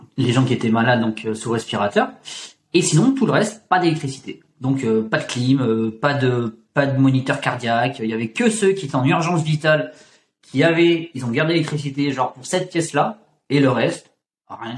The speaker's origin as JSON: {"language": "French", "region": "Auvergne-Rhône-Alpes", "country": "France", "tie": "born or raised there", "said": "je viens je viens d'Auvergne"}